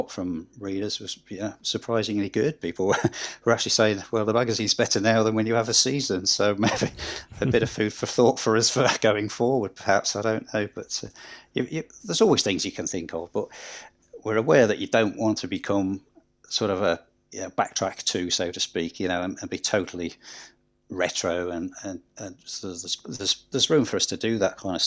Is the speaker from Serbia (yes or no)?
no; Scunthorpe, Yorkshire and the Humber, United Kingdom; moved away; I'm originally from Scunthorpe and supported Scunthorpe in the 70s